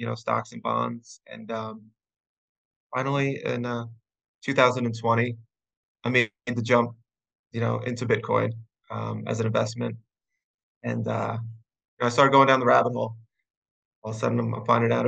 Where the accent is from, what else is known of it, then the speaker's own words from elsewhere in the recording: Long Island, New York, United States; I'm from Long Island, New York. I grew up out east by the beach